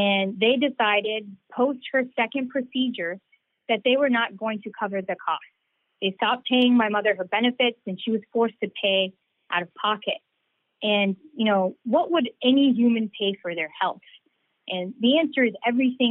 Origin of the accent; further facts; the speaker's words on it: Norcross, Georgia, United States; also born or lived in Lawrenceville, Georgia; I grew up in Norcross and Lawrenceville, and I've lived the vast majority of my life in this district